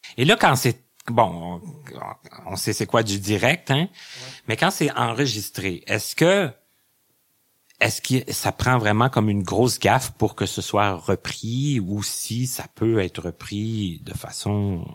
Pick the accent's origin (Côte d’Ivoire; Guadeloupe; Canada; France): Canada; Lassar, Quebec; je viens de Lassar